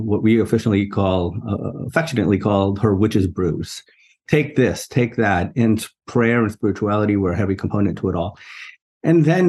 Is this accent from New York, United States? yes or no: yes; New York City, New York, United States; I grew up in New York City, in a borough called Queens, in a neighborhood called Jackson Heights